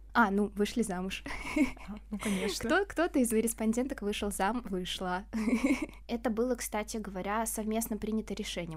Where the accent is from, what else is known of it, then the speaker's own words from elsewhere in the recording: Cheboksary, Chuvashia, Russia; я сама из ПФО, из Чебоксар, это Чувашия